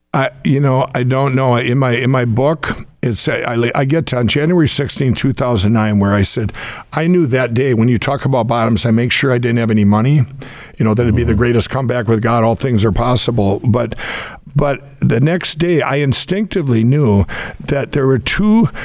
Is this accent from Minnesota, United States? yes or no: yes; Minnesota, United States; my home state